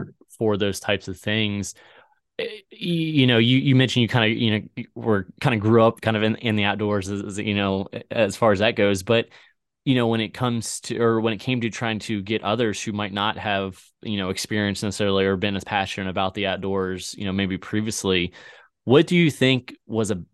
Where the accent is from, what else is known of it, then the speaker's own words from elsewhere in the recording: White Stone, Virginia, United States; moved away as an adult; also born or lived in Richmond, Virginia; now in Missouri, United States; I grew up in Whitestone, Virginia, out there on the Chesapeake Bay